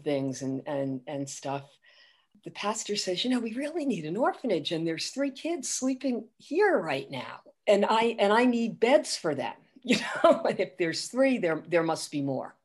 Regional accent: Providence, Rhode Island, United States; I grew up right near Providence College

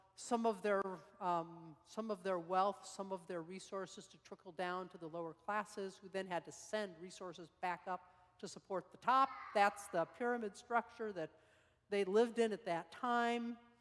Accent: Salt Lake City, Utah, United States; moved away; I grew up in Salt Lake uh, high school years

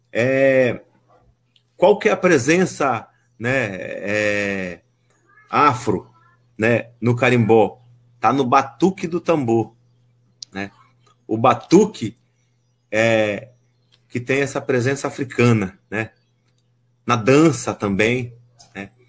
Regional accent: Pará, Brazil; accent: carimbó chamegado; Aqui na região oeste do Pará, o nosso sotaque a gente chama de carimbó

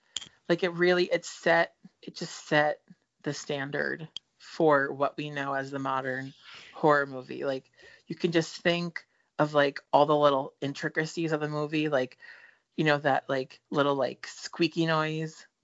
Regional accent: New Jersey, United States; every teenage girl that we grew up with in New Jersey

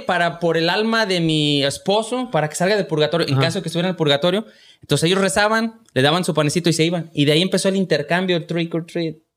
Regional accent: Lagos de Moreno, Jalisco, Mexico; moved away; en la casa, en, Lagos de Moreno, de donde yo soy.

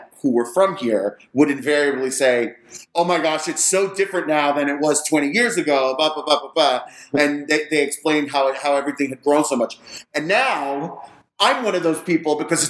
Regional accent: New York, United States; moved away as an adult; also born or lived in Miami; now in Las Vegas, United States; I am a native New Yorker

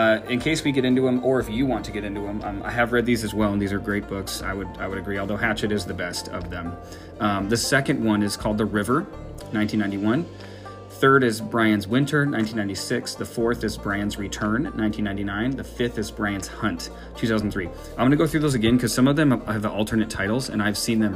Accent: Minneapolis, Minnesota, United States; I am originally from Minneapolis.

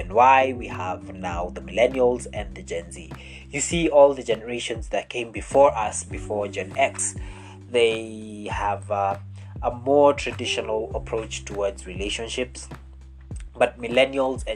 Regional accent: Kenya; I am a Kenyan man

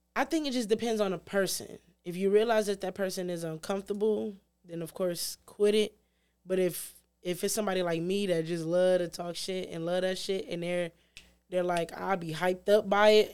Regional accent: Detroit, Michigan, United States; I grew up in the city. I grew up in Six Mile and Shaner, but I got, took out of the city when I was, like, ten

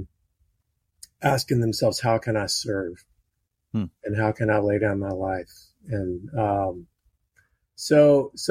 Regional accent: Baton Rouge, Louisiana, United States; I was born in Baton Rouge, Louisiana, and we actually lived next door to a guy

